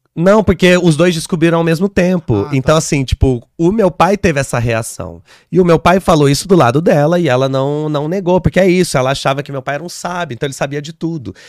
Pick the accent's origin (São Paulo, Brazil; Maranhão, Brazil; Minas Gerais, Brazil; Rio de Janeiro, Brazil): São Paulo, Brazil; Caçapava; now in São Paulo, Brazil; Caçapava, que é onde eu cresci, é uma cidade que fica a uma hora e meia, duas horas daqui.